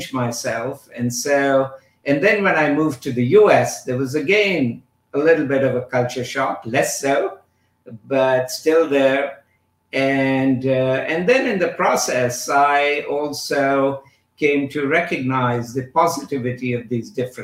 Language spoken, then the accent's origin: English; India; moved away as an adult; also born or lived in United Kingdom; now in United States; when I was growing up in India